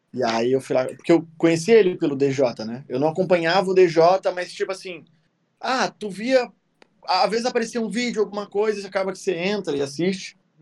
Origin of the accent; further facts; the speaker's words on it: South Region, Brazil; eu sou sulista